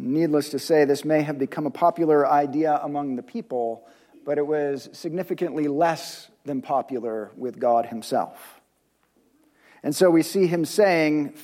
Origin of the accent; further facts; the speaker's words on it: United States; us as contemporary American Christ followers